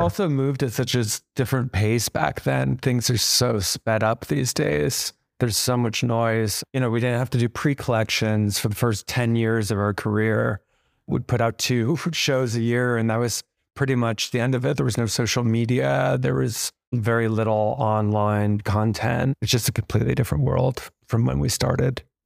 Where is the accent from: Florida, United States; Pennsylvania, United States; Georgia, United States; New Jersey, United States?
New Jersey, United States; moved away as an adult; also born or lived in Tokyo, Japan; now in New York, United States; moved to America around kindergarten and to New Jersey